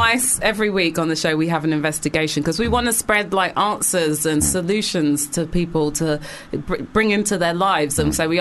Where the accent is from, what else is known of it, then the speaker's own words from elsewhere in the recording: London, United Kingdom; also born or lived in Manchester; Well, I'm not from Barnet. I'm from proper London.